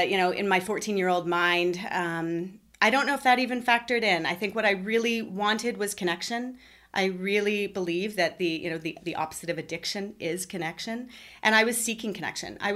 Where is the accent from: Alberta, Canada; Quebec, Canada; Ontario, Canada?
Ontario, Canada; Ottawa; also born or lived in Toronto / United Kingdom; I was born near Toronto. I lived there for several years. I moved to the United Kingdom as a young girl. I was there for three years. I moved back to uh, Toronto and then had another move within the same within the GTA. And then I moved to Ottawa.